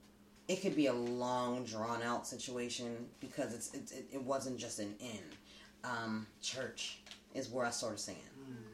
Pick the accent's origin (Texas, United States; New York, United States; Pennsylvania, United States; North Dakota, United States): Pennsylvania, United States; Pittsburgh; Northside. Actually, I was born in Manchester. But I'm not of Manchester because, like, we kind of moved. I probably was, what, 3-4 years old in Brighton Heights. Like, just on the north side.